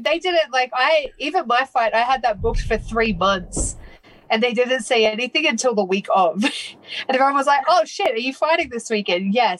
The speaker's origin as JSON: {"language": "English", "country": "Australia", "moved": "as an adult", "lives_now": "California, United States"}